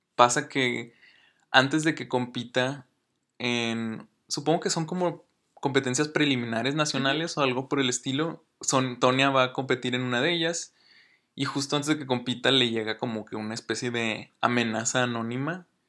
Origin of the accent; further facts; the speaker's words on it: Mexico; yo soy mexicano